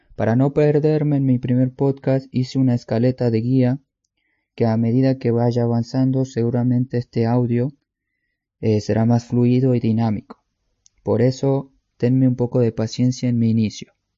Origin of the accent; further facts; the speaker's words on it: Tucumán, Argentina; now in Czech Republic; Actualmente vivo en República Checa, pero soy de Argentina, Tucumán.